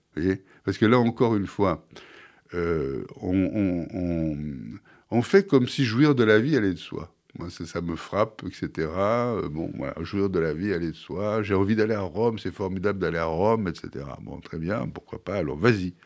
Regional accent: Marseille, Provence-Alpes-Côte d'Azur, France; je suis Marseillais à l'origine. Et, enfin, à l'origine toujours, mais je je suis né à Marseille

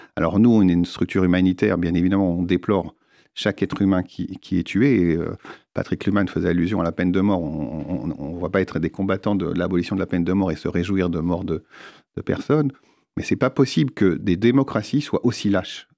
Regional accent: France; nous, en tant que Français

